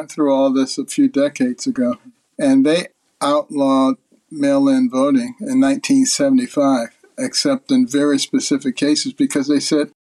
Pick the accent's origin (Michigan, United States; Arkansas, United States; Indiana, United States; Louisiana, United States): Michigan, United States; Detroit; also born or lived in Boston; I grew up in Detroit and Boston, Democrat strongholds. Then went to New Haven for college, the Democrat stronghold.